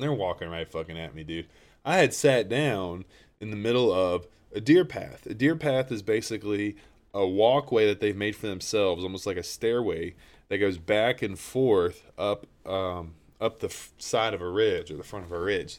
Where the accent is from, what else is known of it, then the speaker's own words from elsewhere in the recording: Appalachia, United States; I'm from Appalachia.